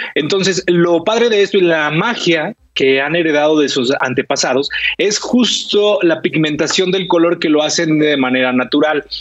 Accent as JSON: {"language": "Spanish", "country": "Mexico", "said": "como mexicanos"}